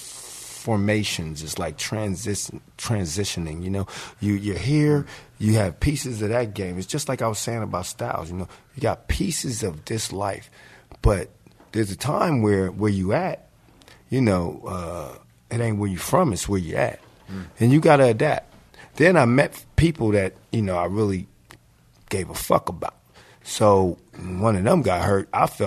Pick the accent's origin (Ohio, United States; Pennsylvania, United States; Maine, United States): Pennsylvania, United States; Philadelphia; moved away; also born or lived in Los Angeles; I'm from Philly.